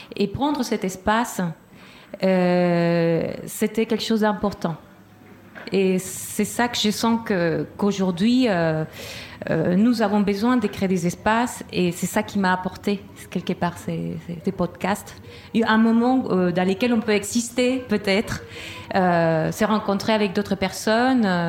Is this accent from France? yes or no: no; Chile; moved away; du Chili